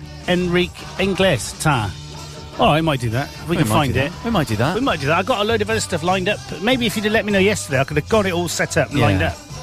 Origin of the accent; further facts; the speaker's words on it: Manchester, North West England, United Kingdom; accent: Manchester; my Manchester accent.